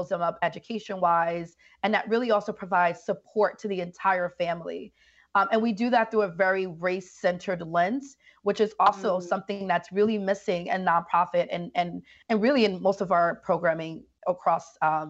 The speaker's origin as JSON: {"language": "English", "town": "Bronx", "region": "New York", "country": "United States", "tie": "born or raised there", "said": "And so growing up in the Bronx and just being a person that's seen violence and have experienced so much in life, living in the Bronx, poverty and fatherlessness and all that stuff"}